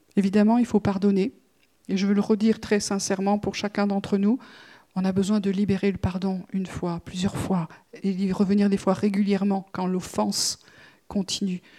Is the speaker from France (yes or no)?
yes; France; en tant que Français